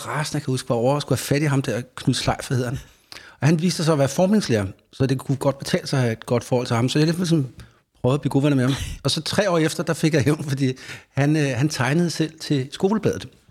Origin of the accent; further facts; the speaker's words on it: Faxe, Zealand, Denmark; der var ikke så mange andre i den lille by, Faxe, hvor jeg er fra